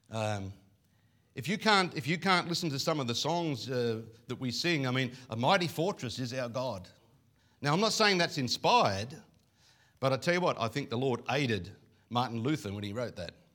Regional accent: Coffs Harbour, New South Wales, Australia; I come from Coffs Harbour

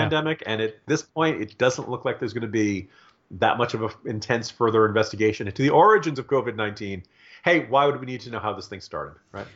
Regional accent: Virginia, United States; my home state of Virginia

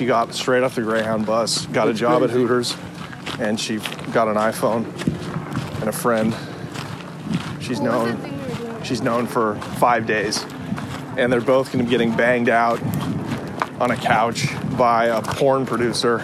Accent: Portland, Oregon, United States; also born or lived in Calgary; I grew up in Portland, Oregon

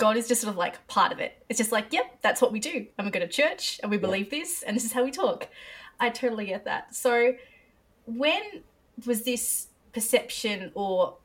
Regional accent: Australia; also born or lived in Nashville; I'm from Australia. I live in Australia at the moment, but I sort of go between here and Nashville.

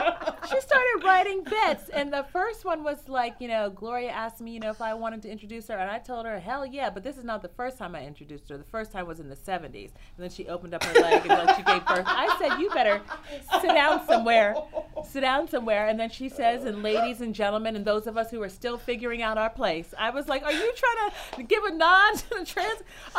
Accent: Mount Lebanon, Pennsylvania, United States; Yeah, yeah. Suburbs of Pittsburgh.

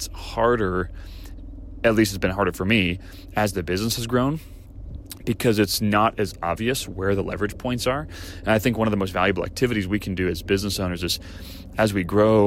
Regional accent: Great Plains, United States; moved away; I grew up in the Great Plains

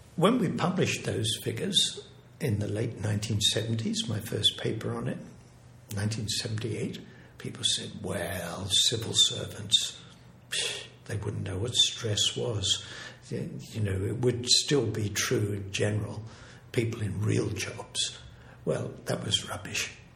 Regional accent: Australia; moved away as an adult; also born or lived in England / Berkeley, California; I'm originally English, but I grew up in Australia and I was in Sydney

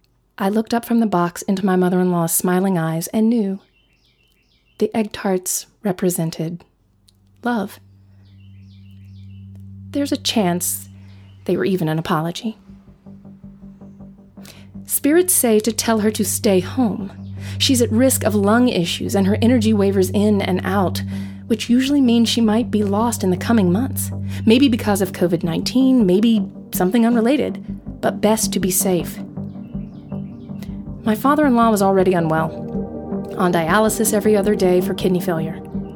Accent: New Zealand; And I was born and raised in New Zealand

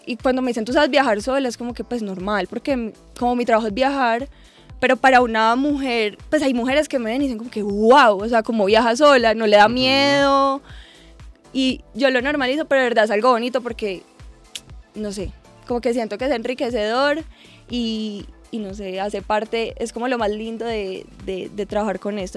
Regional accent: Armenia, Quindío, Colombia; moved away as an adult; also born or lived in Medellín; Yo soy de Armenia, me fui a vivir a Medellín para estudiar ingeniería ambiental.

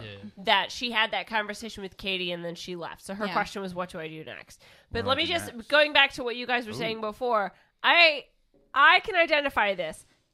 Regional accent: Kansas, United States; I'm just saying, you can also tell I'm from Kansas

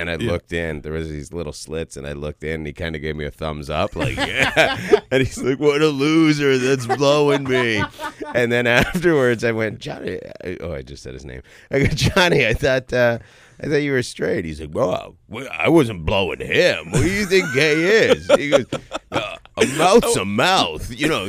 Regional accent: Toronto, Ontario, Canada; moved away; Born and raised in Toronto, Ontario, Canada.

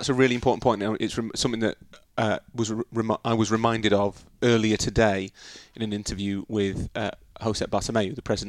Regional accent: United Kingdom; as British people we don't fall into this trap of presenting our country

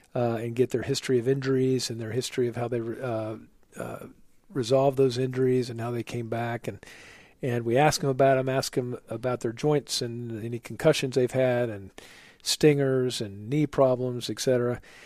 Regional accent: Oklahoma, United States; moved away as an adult; also born or lived in New York City; now in Charlotte, United States; I'm a Midwesterner from my, uh, background from Oklahoma

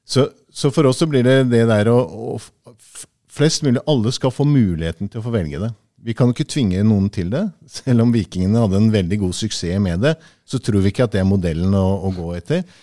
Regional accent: Tanzania; Jeg er født og oppvokst i Tanzania, og så har jeg levd eh, 13 år med min familie der også.

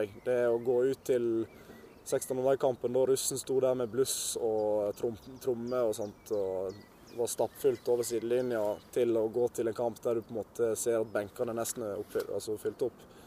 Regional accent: Sandane, Vestland, Norway; oppveksten på Sandane den var veldig kjekk

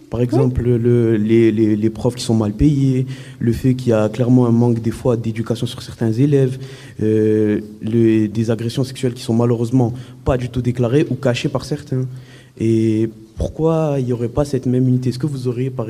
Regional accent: Morocco; now in France; moi-même je suis marocain

